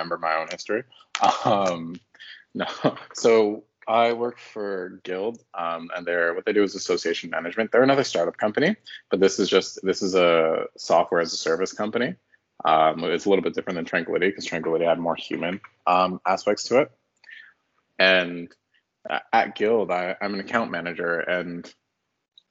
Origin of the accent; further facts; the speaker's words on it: Toronto, Ontario, Canada; moved away as an adult; also born or lived in Halifax, Nova Scotia; I'm from Ontario